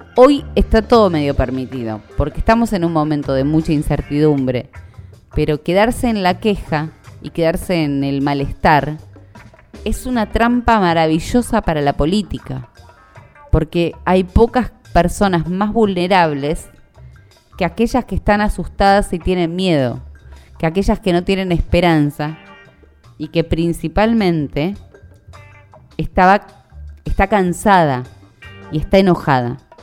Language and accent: Spanish; Argentina; como buena argentina sobreviviente de cualquier crisis económica